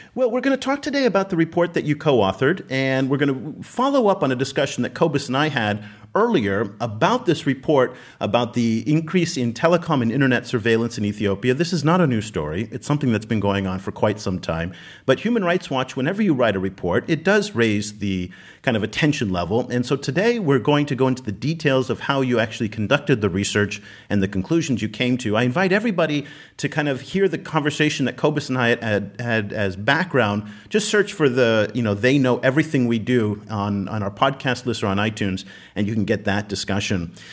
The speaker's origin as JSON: {"language": "English", "country": "United States", "said": "as an American"}